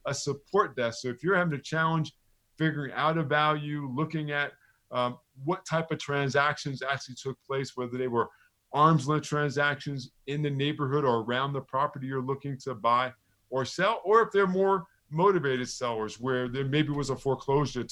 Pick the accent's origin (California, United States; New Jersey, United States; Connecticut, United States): New Jersey, United States; Neptune; I told her I was from Neptune